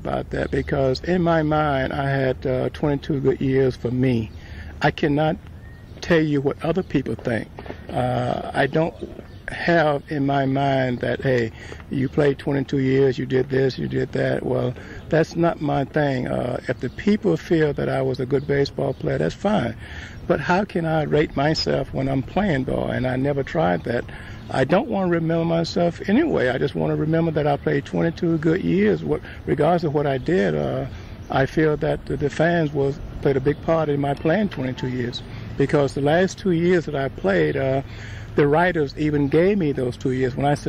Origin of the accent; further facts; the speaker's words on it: Birmingham, Alabama, United States; When I came from Birmingham, I really didn't know the guys' names